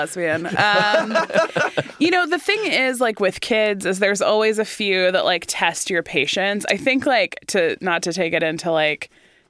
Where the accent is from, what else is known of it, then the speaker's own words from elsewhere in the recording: Rocklin, California, United States; I grew up in Rockland